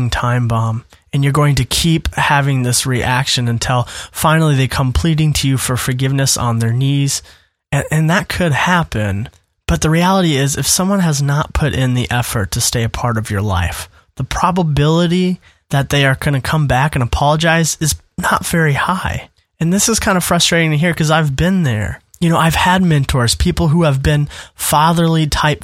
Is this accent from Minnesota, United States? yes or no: yes; Minnesota, United States; now in Indiana, United States; my now home state, which is Indiana, but my former home state, Minnesota